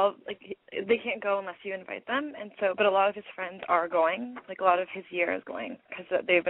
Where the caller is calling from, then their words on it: Toronto, Ontario, Canada; I'm calling from Toronto.